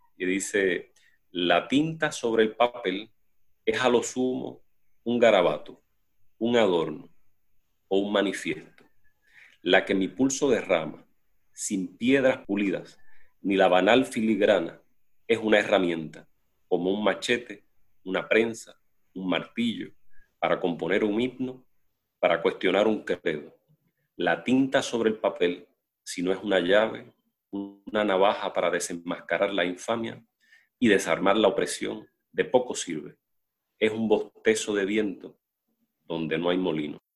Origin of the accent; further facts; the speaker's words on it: Juana Díaz, Puerto Rico; Yo nací en Collores y Luis Lloren Torres, yo soy de Collores